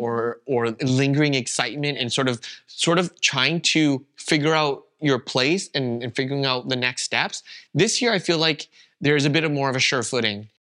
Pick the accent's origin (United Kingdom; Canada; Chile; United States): Canada; first language Vietnamese; English is a second language; moved away as an adult; now in Berlin, Germany; I was born and raised in Canada, that's all I ever known, I had never even lived anywhere else